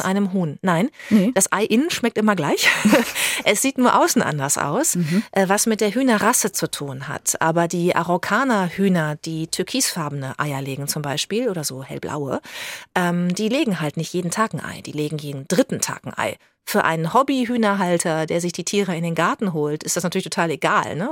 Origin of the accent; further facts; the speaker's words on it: Bad Lippspringe, North Rhine-Westphalia, Germany; also born or lived in Paderborn; der kleine Luftkurort am Teutoburger Wald Bad Lippspringe, in dem ich aufgewachsen bin